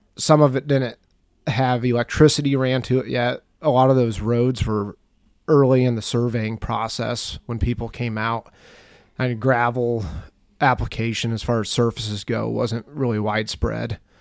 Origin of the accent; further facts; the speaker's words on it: Mercer County, Western Illinois, United States; I grew up in Western Illinois. It's a county called Mercer County.